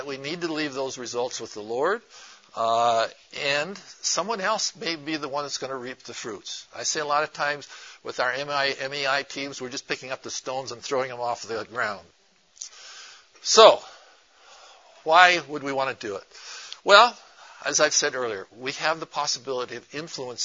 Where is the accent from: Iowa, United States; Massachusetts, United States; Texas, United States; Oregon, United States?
Oregon, United States; Portland; I'm from Portland, Oregon